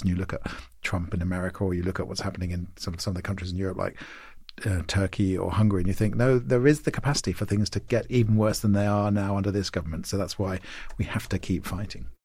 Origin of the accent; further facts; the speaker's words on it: Maidenhead, South East England, United Kingdom; moved away; my hometown of Maidenhead